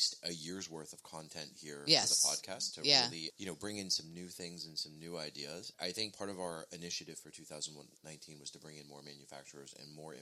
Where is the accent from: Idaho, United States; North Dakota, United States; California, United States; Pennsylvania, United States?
Pennsylvania, United States; Pittsburgh; we are from Pittsburgh, Pennsylvania